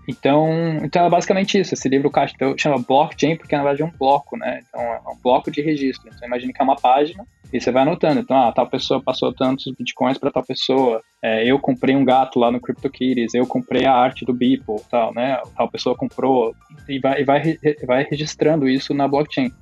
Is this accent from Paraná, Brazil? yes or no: yes; Curitiba, Paraná, Brazil; also born or lived in Rio de Janeiro; sou de Curitiba